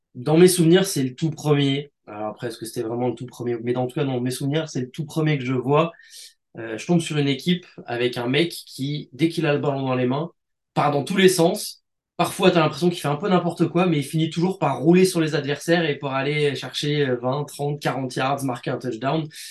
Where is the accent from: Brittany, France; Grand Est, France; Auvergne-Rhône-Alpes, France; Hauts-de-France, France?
Auvergne-Rhône-Alpes, France; Grenoble; je suis originaire de Grenoble